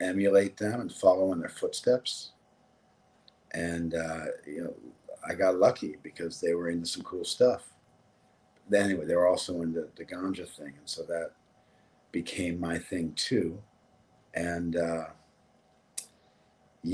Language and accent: English; Los Angeles, California, United States; I was born and raised in Los Angeles, and I grew up in West